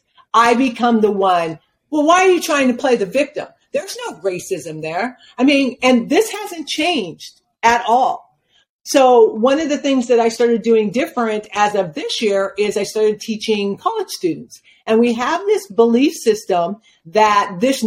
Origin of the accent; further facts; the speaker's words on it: Spokane, Washington, United States; moved away as an adult; now in Phoenix, United States; My parents chose Spokane, Washington. They'd never been there. They were not aware of the cultural or the lack of culture and the impact that it would have on us as children growing up